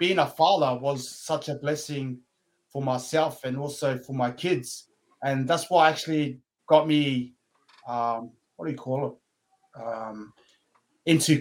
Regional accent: Brisbane, Queensland, Australia; also born or lived in Lower Hutt, Wellington, New Zealand; growing up in Brisbane, it was tough, but I call it home

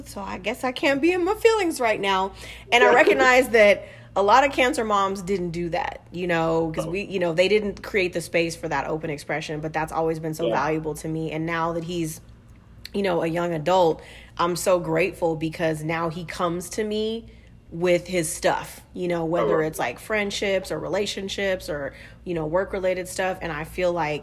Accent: Southern California, United States; I'm also from Southern California

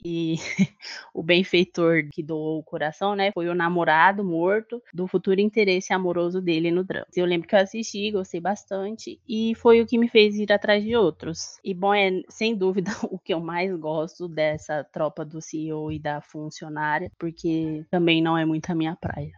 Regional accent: São Paulo, Brazil; eu sou de São Paulo

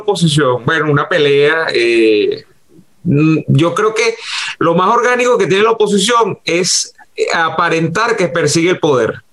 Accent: Venezuela; lo que uno aspira como venezolano

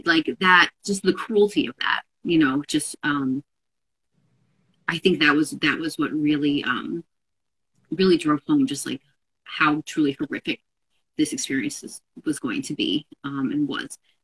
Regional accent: New York metro area, United States; also born or lived in Seattle; we're both here from the New York metro area.

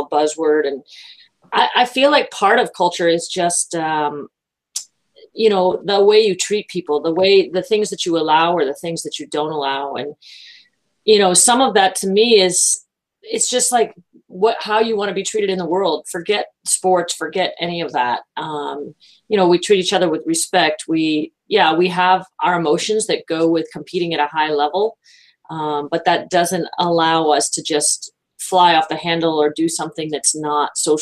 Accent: Florida, United States; born or raised there; also born or lived in Massachusetts

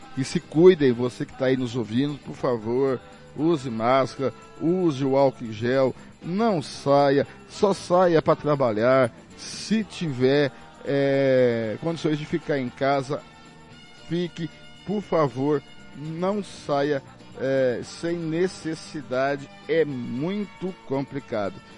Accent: Angélica, Mato Grosso do Sul, Brazil; now in Campo Grande, Brazil; nós que somos de Angélica

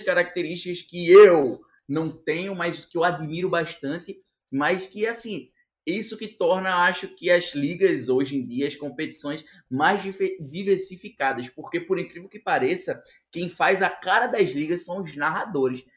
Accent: Northeast Region, Brazil; eu sempre fui um cara como nordestino é

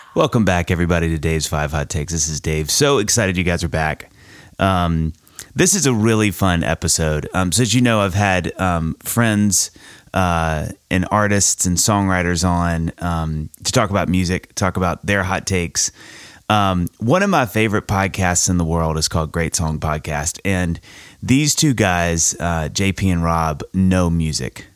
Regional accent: Mississippi, United States; I grew up in Mississippi

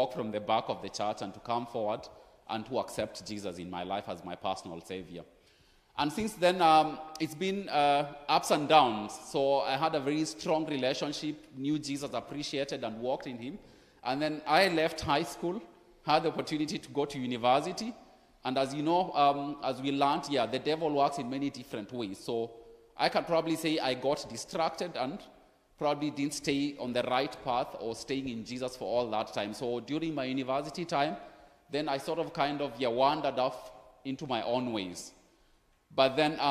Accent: Kenya; now in Frankfurt, Germany; I'm originally from Kenya.

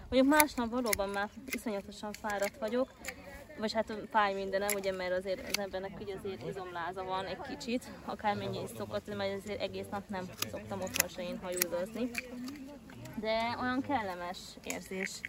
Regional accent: Bárdudvarnok, Somogy, Hungary; Hát én Bárudbarnokról származom

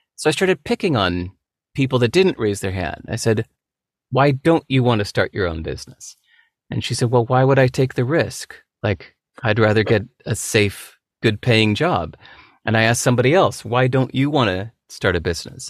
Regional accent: California, United States; growing up in America

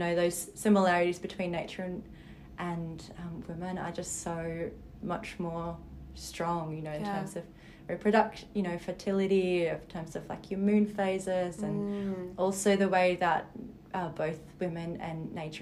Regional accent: Berlin, Germany; now in Sydney, Australia; I live in the beautiful Sydney beaches, but I was actually born and raised in Berlin.

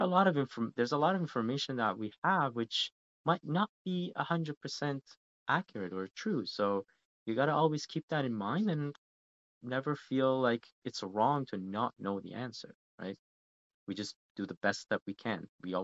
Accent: Canada; because being a Canadian, I do a lot of studying and research on Canadian history as well.

